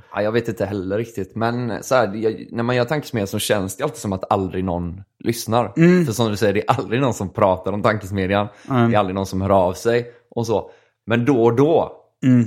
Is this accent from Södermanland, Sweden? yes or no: no; Gothenburg, Västra Götaland, Sweden; also born or lived in Kalmar; jag var hemma i Göteborg